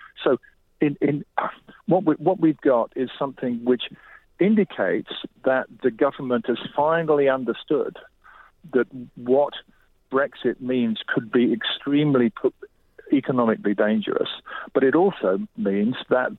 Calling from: southwest France, France; I'm calling from Couvertou, which is a place we run music courses in southwest France during the summer.

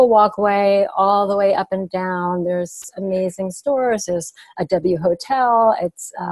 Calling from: Hoboken, New Jersey, United States; I am coming from Hoboken, New Jersey.

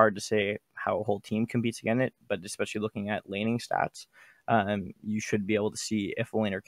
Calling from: Toronto, Ontario, Canada; Calling from Toronto.

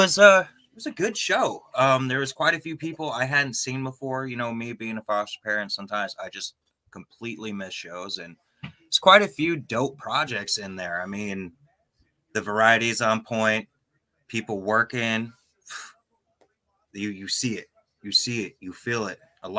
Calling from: Fox Cities, Wisconsin, United States; … from Fox Cities, Wisconsin.

